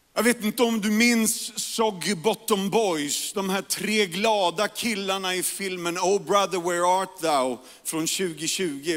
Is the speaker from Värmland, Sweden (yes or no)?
no; Järfälla, Stockholm County, Sweden; also born or lived in Karolinska (Solna); jag växte upp i Järfälla, Jakobsberg